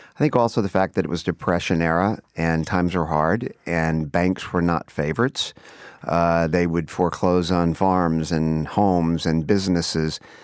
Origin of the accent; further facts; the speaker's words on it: Texas, United States; growing up in Texas